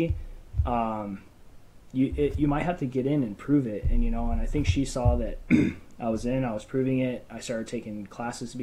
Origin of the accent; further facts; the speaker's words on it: Phoenix, Arizona, United States; I'm from Phoenix, Arizona, born and raised.